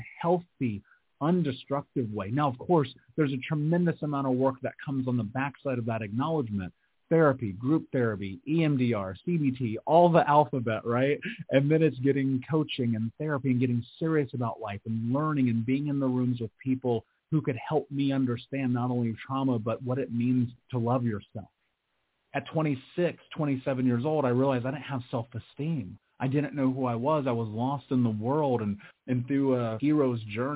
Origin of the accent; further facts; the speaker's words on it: Indianapolis, Indiana, United States; I grew up in Indianapolis. I grew up in America.